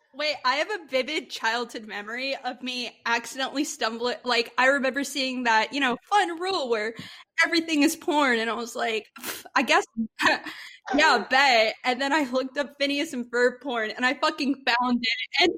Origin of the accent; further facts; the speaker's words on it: Texas, United States; We're from Texas